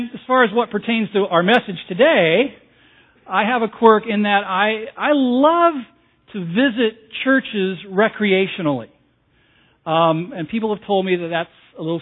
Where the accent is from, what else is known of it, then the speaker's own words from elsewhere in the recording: Southern California, United States; moved away; I was raised on the West Coast, in Southern California, the land of fruits and nuts, back in the 60s and the 70s